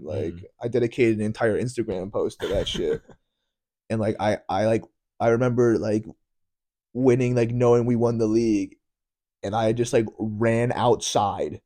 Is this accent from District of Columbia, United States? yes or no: no; New York, United States; I am American. I, I was born in New York.